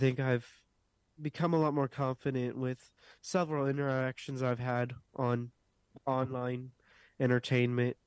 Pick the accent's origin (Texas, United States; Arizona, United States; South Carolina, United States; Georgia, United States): South Carolina, United States; Westminster; I am from Westminster, South Carolina